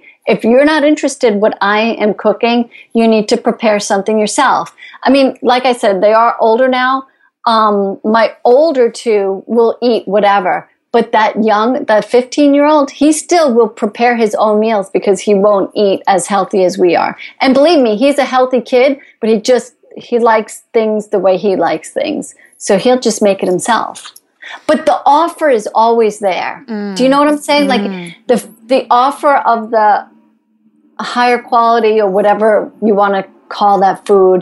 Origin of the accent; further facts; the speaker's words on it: Long Island, New York, United States; I'm from New York. Or I should say, I'm from Long Island